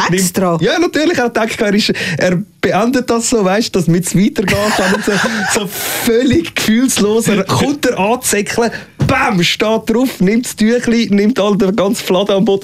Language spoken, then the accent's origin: German; Uster, Zurich, Switzerland